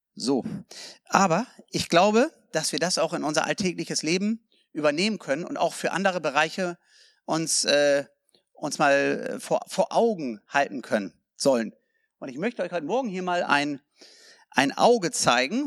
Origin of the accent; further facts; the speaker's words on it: South Africa; also born or lived in Germany; Ich bin ein Deutscher, ich bin Südafrikaner, aber ich bin auch Deutscher.